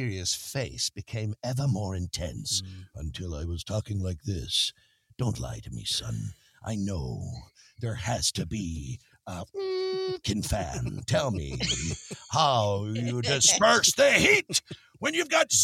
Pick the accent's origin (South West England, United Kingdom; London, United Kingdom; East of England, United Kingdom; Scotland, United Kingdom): Scotland, United Kingdom; I'm a Scotsman